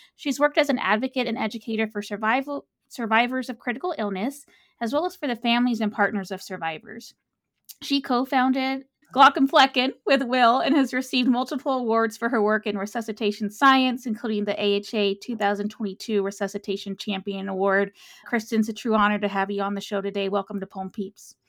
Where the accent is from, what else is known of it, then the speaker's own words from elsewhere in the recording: San Antonio, Texas, United States; I'm a Texas native